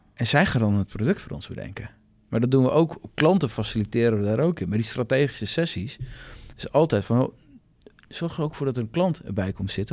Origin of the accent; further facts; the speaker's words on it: Assen, Drenthe, Netherlands; moved away as an adult; now in Groningen, Netherlands; geboren in Assen. Op een gegeven moment voor de opleiding commerciële economie ben ik naar Groningen verhuisd. Daar woon ik nog steeds.